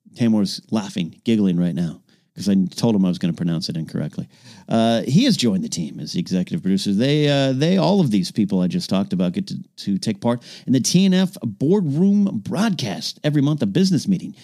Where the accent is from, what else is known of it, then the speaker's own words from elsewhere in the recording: Arroyo Grande, California, United States; moved away; My hometown of Rio Grande, California